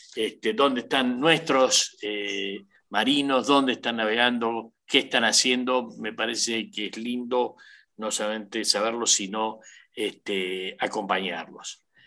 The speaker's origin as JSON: {"language": "Spanish", "country": "Argentina", "said": "como argentino, eh, me pone muy orgulloso"}